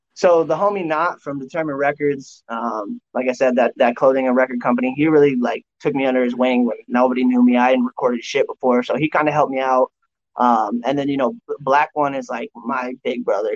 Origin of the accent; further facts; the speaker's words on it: Tucson, Arizona, United States; we grew up in Tucson